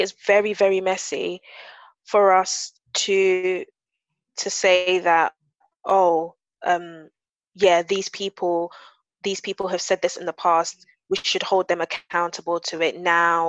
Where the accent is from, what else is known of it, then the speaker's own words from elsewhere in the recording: London, United Kingdom; I grew up in South London